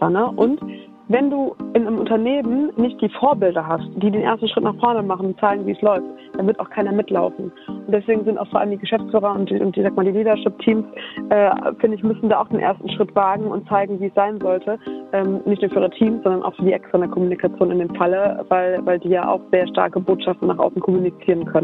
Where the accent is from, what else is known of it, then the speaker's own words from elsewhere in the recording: Düsseldorf, North Rhine-Westphalia, Germany; Düsseldorf, Au. meine Heimat.